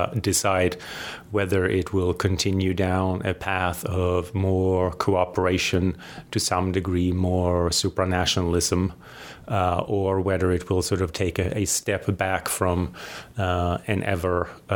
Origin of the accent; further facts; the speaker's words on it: Sweden; moved away as an adult; also born or lived in United Kingdom; now in United States; I'm originally from Sweden. I was born and raised there, and I did all of my schooling and formal education in Sweden and in the UK. So I lived there for the first 30 years of my life.